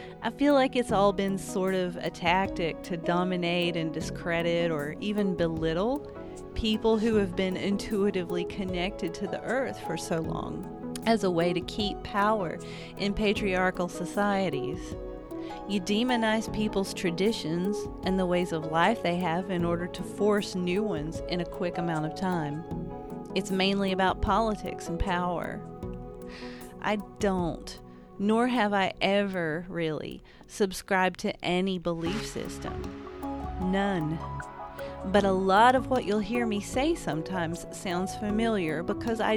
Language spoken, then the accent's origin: English; Appalachia, United States; I'm an Appalachian artist living in the woods